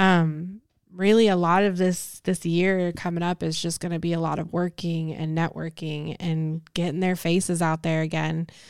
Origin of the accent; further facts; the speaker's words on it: Las Vegas, Nevada, United States; moved away as an adult; now in Houston, United States; I'm from Las Vegas